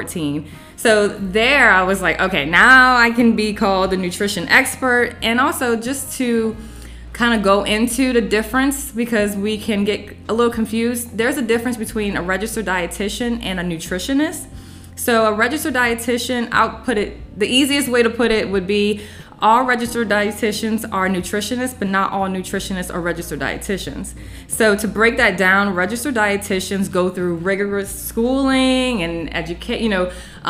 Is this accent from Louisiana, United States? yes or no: yes; New Orleans, Louisiana, United States; moved away as an adult; now in North Carolina, United States; I'm from New Orleans